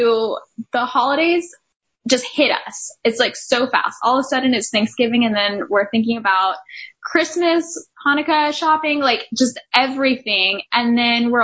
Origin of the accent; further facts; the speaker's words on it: Texas, United States; moved away; I'm from Texas originally